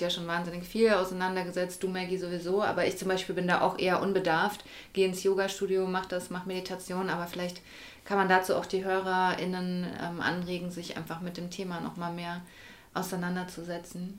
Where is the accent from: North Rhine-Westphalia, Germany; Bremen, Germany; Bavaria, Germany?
Bavaria, Germany; Würzburg; die wir ja eher so mit dem christlichen, katholischen mhm. Äh, Glauben aufgewachsen sind in Deutschland.